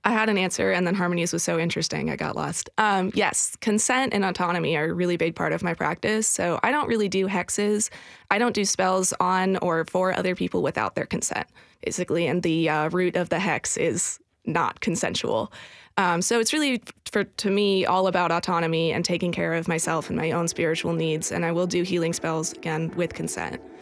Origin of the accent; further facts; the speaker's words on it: outside San Francisco, California, United States; now in Nashville, United States; early in my life, I grew up outside San Francisco